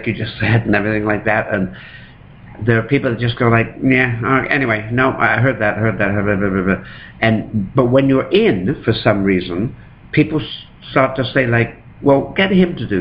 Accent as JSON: {"language": "English", "region": "England", "country": "United Kingdom", "tie": "born or raised there", "moved": "yes", "lives_now": "Toronto, Canada", "said": "I was growing up in England"}